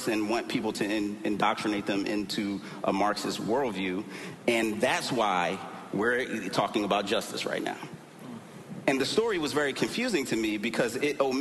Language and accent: English; Philadelphia, Pennsylvania, United States; born and raised in Philly